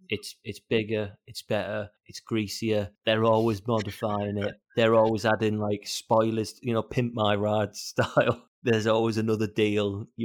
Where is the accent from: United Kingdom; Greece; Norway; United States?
United Kingdom; accent: northern